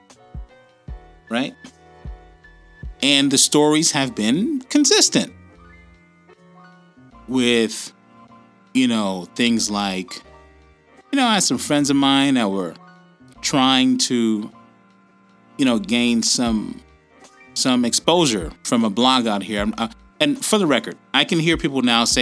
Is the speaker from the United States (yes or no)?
yes; United States; now in Australia; Being that I am American, and I'm also an Australian citizen, my kids were born here